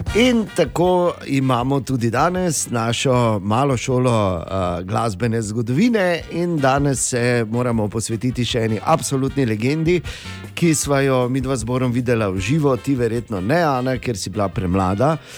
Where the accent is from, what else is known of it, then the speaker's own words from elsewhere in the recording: Slovenia; smo Slovenci